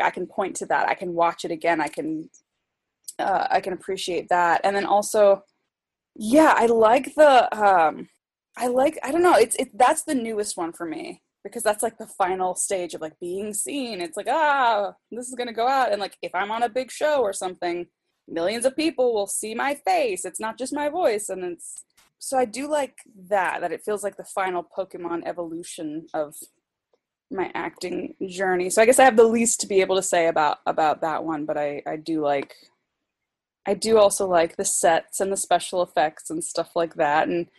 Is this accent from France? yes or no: no; Germany; born there; so I was born in Germany, so I can, like, speak conversational German.